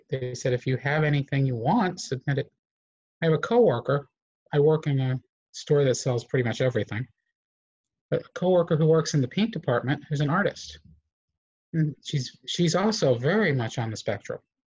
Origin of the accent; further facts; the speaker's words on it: Southern US, United States; I grew up in the Southern Baptist South, so it's a whole new world for me.